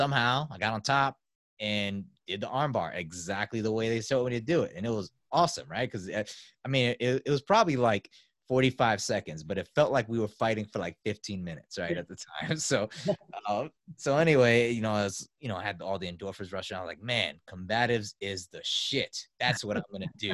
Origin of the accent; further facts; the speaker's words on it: New York City, New York, United States; I grew up in South Bronx in New York City.